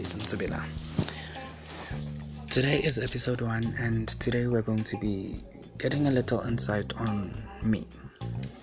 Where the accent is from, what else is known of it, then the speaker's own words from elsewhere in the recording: South Africa; I am a choppy, which is a culture from Mozambique, but I was born here in South Africa